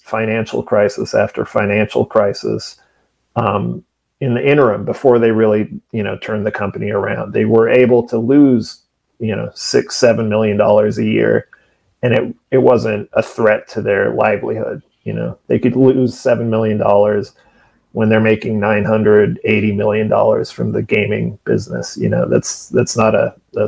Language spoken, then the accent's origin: English; Fresno, California, United States; Fresno, which is my hometown